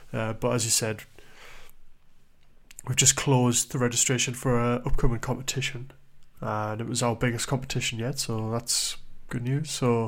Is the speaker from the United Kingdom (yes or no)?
yes; Newcastle upon Tyne, North East England, United Kingdom; Secondly, we are both from the Newcastle upon Tyne area. We are Geordie boys.